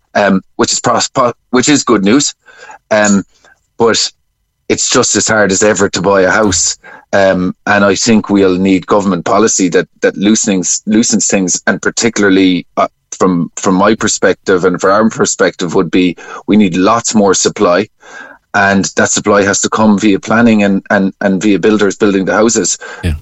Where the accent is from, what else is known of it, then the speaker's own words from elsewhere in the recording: Cork, Munster, Ireland; I'm from Cork